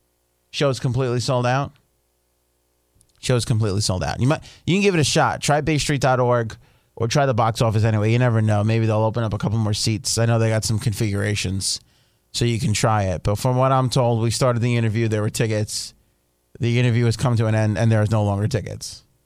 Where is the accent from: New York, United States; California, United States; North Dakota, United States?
New York, United States; I believe because I grew up in New